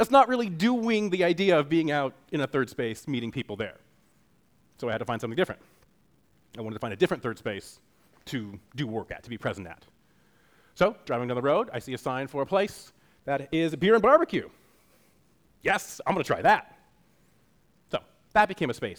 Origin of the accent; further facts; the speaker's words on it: Western Washington, United States; moved away as an adult; I grew up in Western Washington